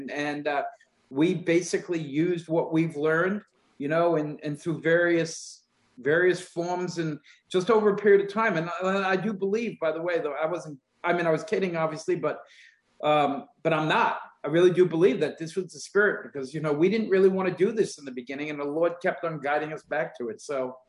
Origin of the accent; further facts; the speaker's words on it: New Jersey, United States; We're two guys from New Jersey.